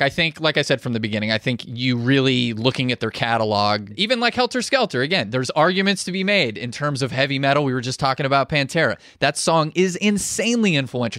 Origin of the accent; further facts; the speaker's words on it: Pittsburgh, Pennsylvania, United States; I'm from Pittsburgh.